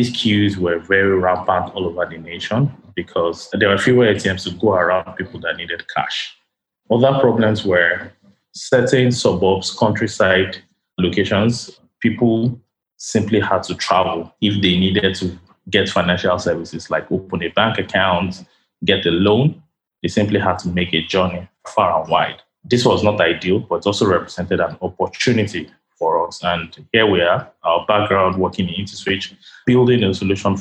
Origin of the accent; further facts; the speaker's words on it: Ibadan, Oyo, Nigeria; also born or lived in London; now in Lagos, Nigeria; my early years were more where I was building a lot of hardware and software stuff for people out of a town called Ibadan in Nigeria